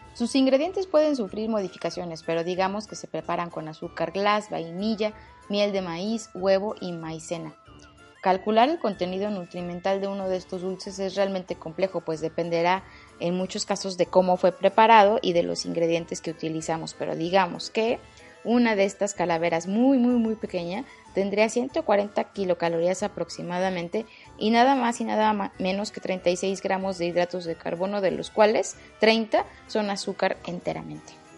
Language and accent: Spanish; Mexico; en mi país